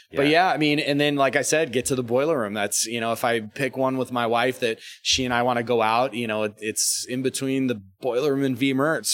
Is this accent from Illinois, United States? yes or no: no; Sarasota, Florida, United States; moved away; we grew up in Sarasota